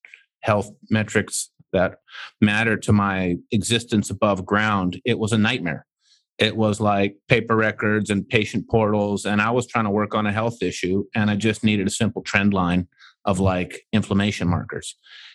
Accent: Canada; I'm from Canada

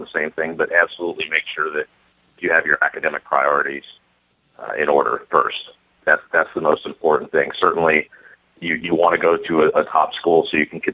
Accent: Phoenix, Arizona, United States; I was born and raised in Phoenix

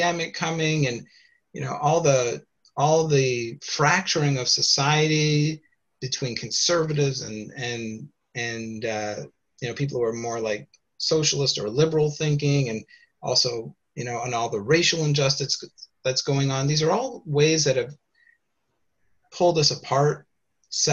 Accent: Canada; moved away as an adult; also born or lived in Toronto; now in United States; So I'm Canadian originally before I moved, and now I live in the United States

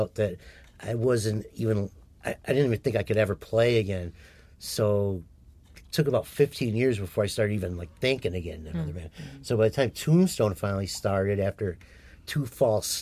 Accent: Henrietta, New York, United States; also born or lived in Brighton, New York; growing up in Henrietta

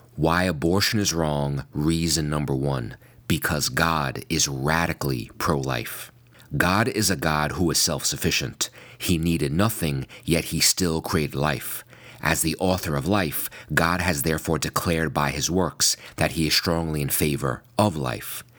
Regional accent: New York, United States; in my home state of New York

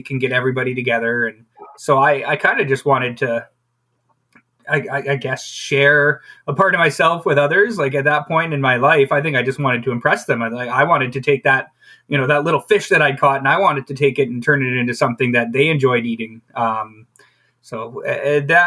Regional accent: High River, Alberta, Canada; growing up in High River, especially like a farming community

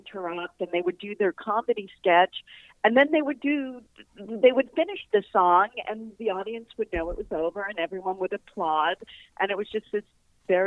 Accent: Newton, Massachusetts, United States; moved away as an adult; also born or lived in New York; I grew up in Newton, Massachusetts

